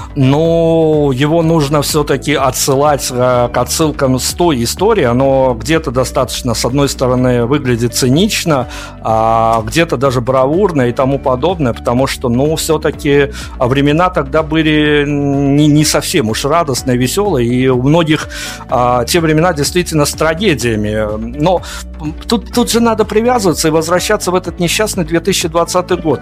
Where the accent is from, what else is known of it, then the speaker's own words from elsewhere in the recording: Belarus; я из Беларуси